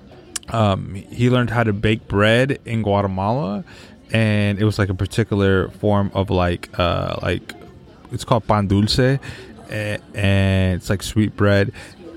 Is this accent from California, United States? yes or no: yes; San Francisco Bay Area, California, United States; also born or lived in San Rafael / Richmond; I'm from the Bay Area, born in San Francisco, spent part of my childhood in between Marin County and the East Bay, so San Rafael and Richmond